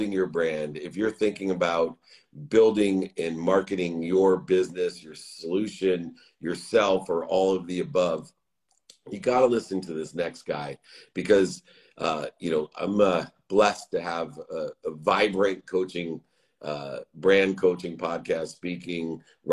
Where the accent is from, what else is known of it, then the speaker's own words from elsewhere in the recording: San Diego, California, United States; I'm from San Diego.